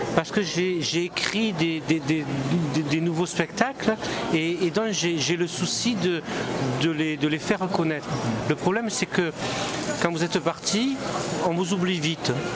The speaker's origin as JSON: {"language": "French", "area": "Languedoc", "region": "Occitania", "country": "France", "said": "mes racines, elles sont languedociennes. Je suis enraciné dans mon terroir languedocien. Donc je suis méridional"}